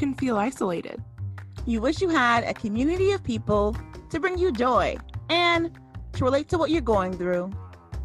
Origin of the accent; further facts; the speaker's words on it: United States; also born or lived in Atlanta, Georgia; I was born in Atlanta and raised in the Valley of the Smoky Mountains